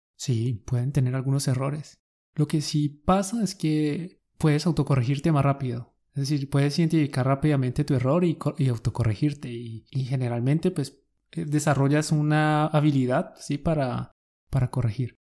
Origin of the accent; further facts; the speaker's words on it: Colombia; Somos dos profes colombianos